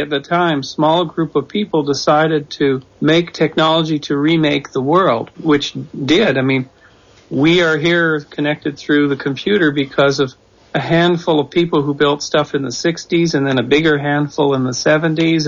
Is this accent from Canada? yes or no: yes; Canada; moved away as an adult; also born or lived in Czechoslovakia; now in United States; I'm from Canada, so I've been a lifetime observer of America, as most Canadians are